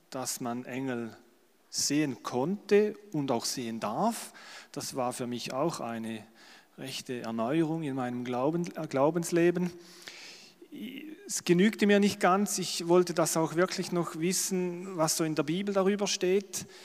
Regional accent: Schaffhausen, Switzerland; accent: Schaffhausen German; Es ist immer schwierig als Schweizer, aber ich versuche es. Ich denke, ihr würdet auch mein Schaffhauser Deutsch verstehen

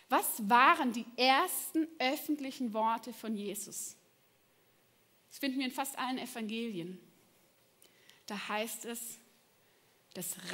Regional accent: Baden-Württemberg, Germany; aber ich bin im Schwarzwald aufgewachsen, ja? Und ich hatte von meinem Fenster aus, ja, von meinem Kinderzimmer, einen wunderschönen Blick.

